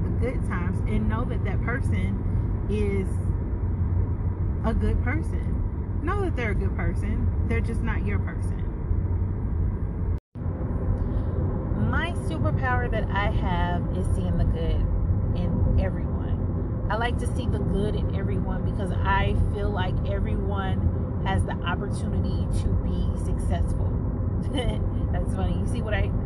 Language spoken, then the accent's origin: English; St. Louis, Missouri, United States; moved away as an adult; now in Duncan, United States; am actually from St. Louis, Missouri, and I moved to Duncan, South Carolina